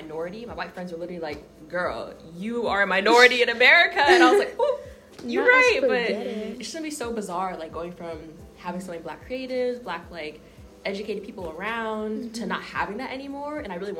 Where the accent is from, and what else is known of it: Tucker, Georgia, United States; born or raised there